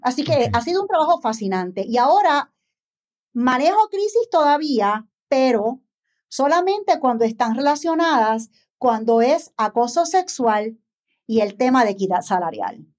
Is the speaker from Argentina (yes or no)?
no; San Juan, Puerto Rico; Soy una empresaria puertorriqueña nacida en San Juan.